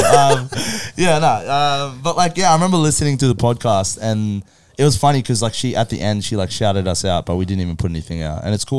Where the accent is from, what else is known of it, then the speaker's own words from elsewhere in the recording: Philippines; I'm Filipino.